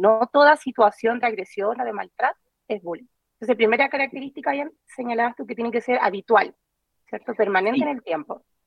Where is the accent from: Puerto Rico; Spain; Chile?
Chile